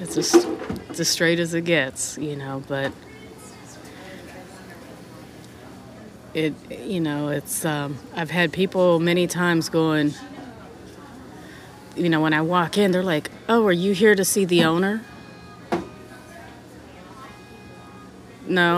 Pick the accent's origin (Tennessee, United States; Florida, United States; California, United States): California, United States; Growing up in California, we had a lot of different variety of music